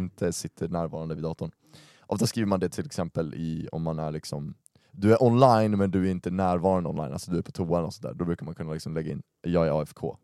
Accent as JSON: {"language": "Swedish", "town": "Uppsala", "region": "Uppsala County", "country": "Sweden", "tie": "born or raised there", "said": "jag är uppvuxen i Uppsala"}